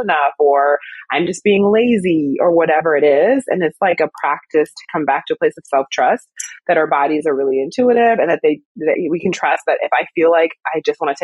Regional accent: Wisconsin, United States; now in Brooklyn, United States; I'm from Wisconsin originally anyway, so I'm used to the cold

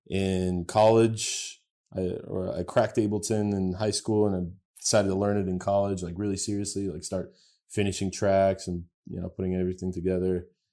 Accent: United States; also born or lived in Bulgaria; Yeah, I grew up in the States.

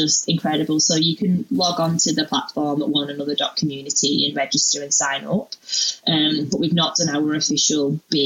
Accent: United Kingdom; moved away as an adult; now in Australia; I'm a Brit

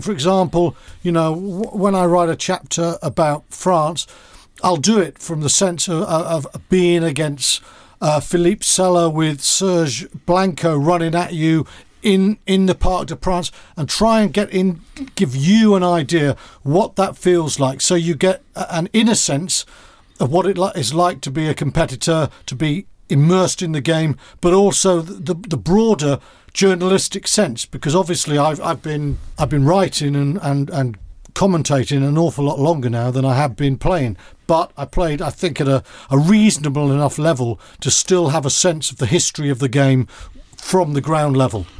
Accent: Wales, United Kingdom; moved away; also born or lived in Bath; as a Welsh schoolboy and someone who's in the Welsh squad

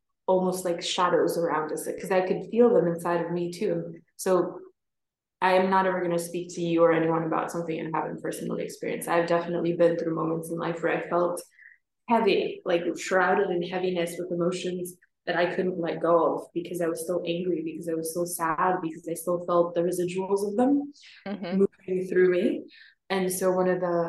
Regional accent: New York, United States; born or raised there; moved away as an adult; also born or lived in Norway; now in Scotland, United Kingdom

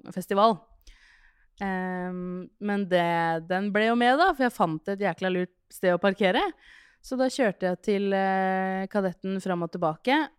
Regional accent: Skien, Telemark, Norway; born or raised there

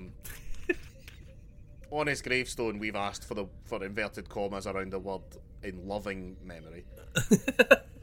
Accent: Glasgow, Scotland, United Kingdom; As a Glaswegian man

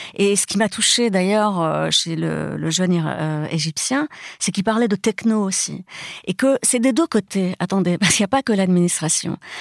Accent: Brazil; moved away; je suis née au Brésil où tout le monde se touche tout le temps

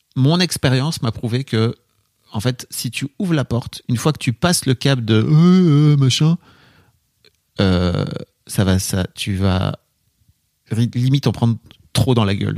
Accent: the North, Hauts-de-France, France; Je viens du Nord

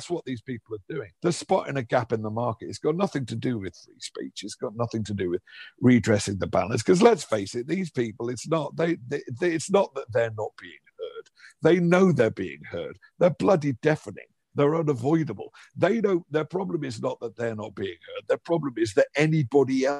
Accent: Liverpool, North West England, United Kingdom; I grew up in Liverpool in the 70s and 80s.

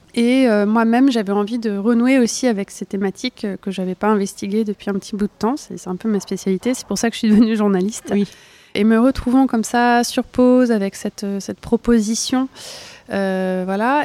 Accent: Burgundy, Bourgogne-Franche-Comté, France; moved away; j'ai grandi en Bourgogne

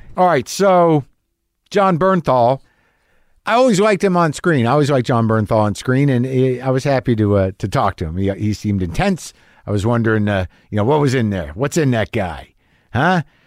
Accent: New Mexico, United States; I grew up in New Mexico

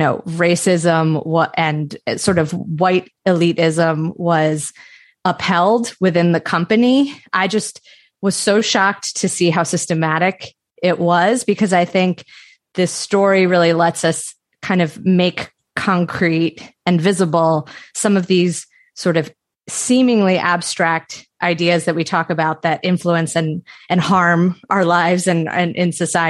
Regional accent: outside of Philadelphia, Pennsylvania, United States; I grew up outside of Philadelphia

